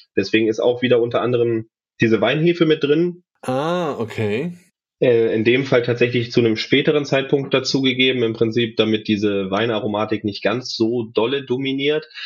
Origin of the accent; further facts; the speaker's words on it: Braunschweig, Lower Saxony, Germany; dass ich gebürtiger Braunschweiger bin